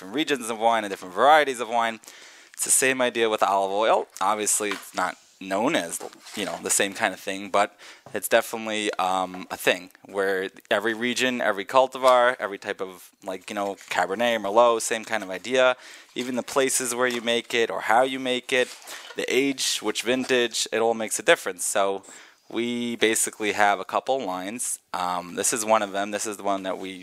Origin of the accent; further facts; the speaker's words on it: Baltimore, Maryland, United States; I was born in Baltimore